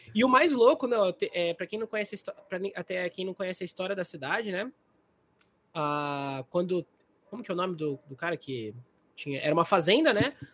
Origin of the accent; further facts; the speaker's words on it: Águas de São Pedro, São Paulo, Brazil; a gente é de, São, a gente é de, de Águas, né? São Pedro